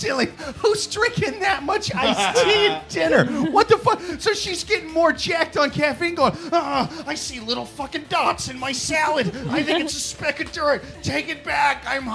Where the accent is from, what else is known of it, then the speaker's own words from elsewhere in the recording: Iowa, United States; As a guy from Iowa, the dead center middle asshole of the country